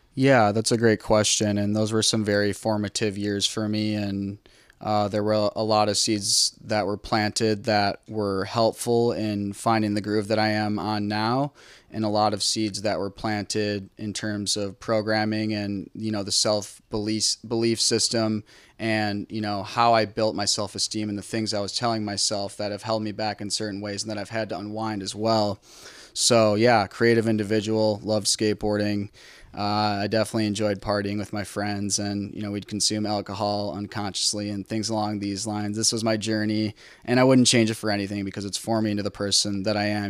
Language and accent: English; Cedarburg, Wisconsin, United States; now in Milwaukee, United States; I grew up in a small town called Cedarburg, Wisconsin, just north of Milwaukee, Wisconsin